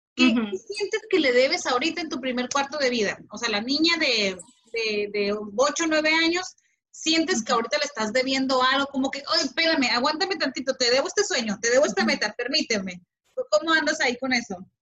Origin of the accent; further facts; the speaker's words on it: Mexico; como mexicano